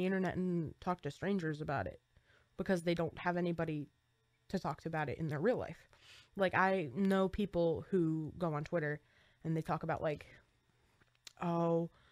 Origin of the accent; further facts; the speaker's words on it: New Jersey, United States; We're from New Jersey.